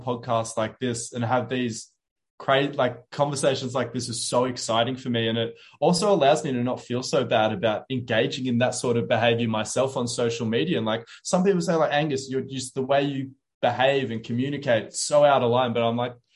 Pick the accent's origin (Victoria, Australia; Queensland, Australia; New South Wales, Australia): New South Wales, Australia; Wollongong; now in Sydney, Australia; I want to move back to my hometown in Wollongong.